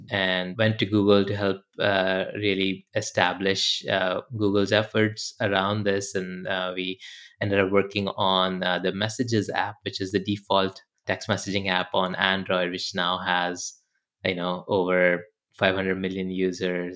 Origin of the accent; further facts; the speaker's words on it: India; moved away; I grew up in India